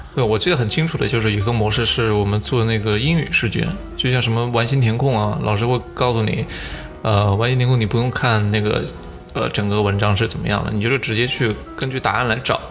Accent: Anhui, China; 我们安徽人

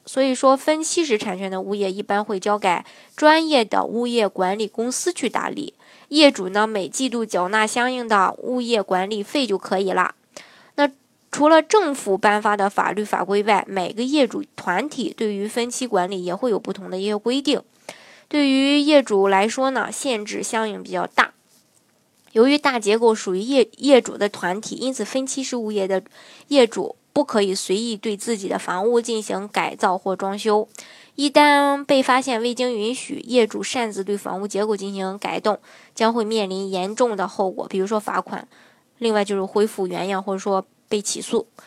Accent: China; 作为中国人

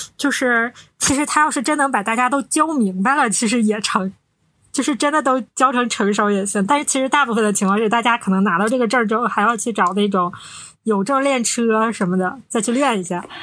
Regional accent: Northeast China, China; 我们是三个来自东北的 ladies

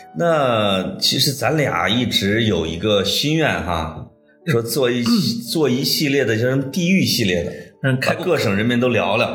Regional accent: Puyang, Henan, China; 我老家濮阳哈，呃，我一直以为我现在住的这一片儿市区是当时春秋的都城，叫地丘

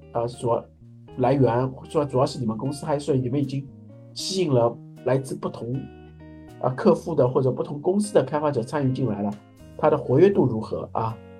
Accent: China; 我们中国人的这个中庸精神

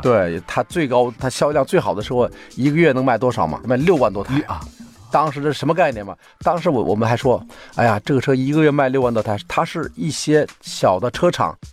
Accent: Inner Mongolia, China; moved away; 我以为我是内蒙古人啊

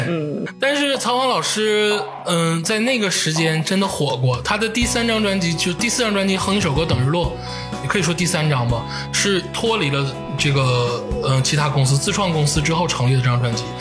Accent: Changchun, Jilin, China; 刘烨也是咱们长春老乡，土生土长。

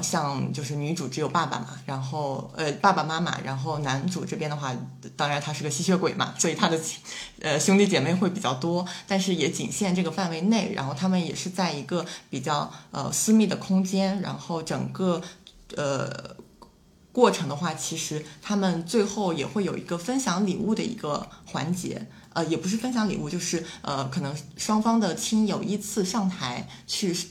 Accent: Shandong, China; also born or lived in Shanghai; 我本身是嗯。山东的嘛

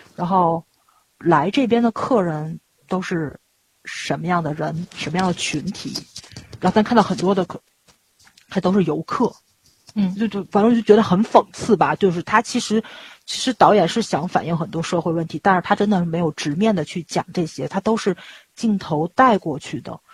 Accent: China; 咱们中国这边开过公司

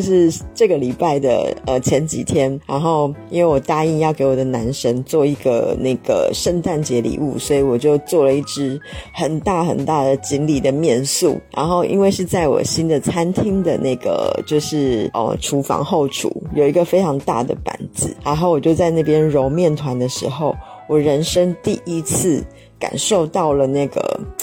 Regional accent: southern China, China; also born or lived in Shenzhen; 我是南方人，就是一直对于面试的接触非常非常地少

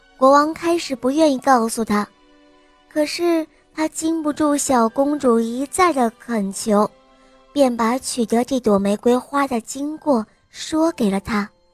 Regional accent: Jinan, Shandong, China; 我是岁半的，我来自济南

